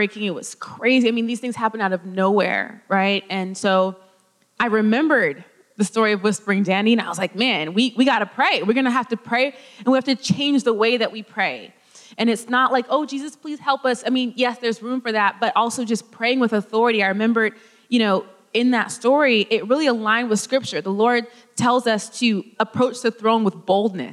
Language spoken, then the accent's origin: English; California, United States; moved away; I'm from California